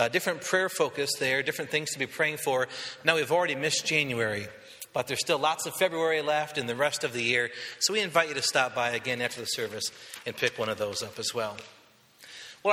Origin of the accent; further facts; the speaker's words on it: western Michigan, United States; I'm from western Michigan